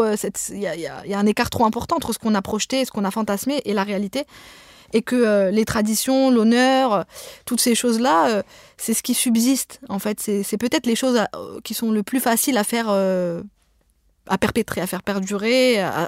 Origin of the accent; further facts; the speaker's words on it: Pantin, Île-de-France, France; first language Arabic (Algerian Darija); French is a second language; dans le quartier des Courtilières à Pantin, là où j'ai grandi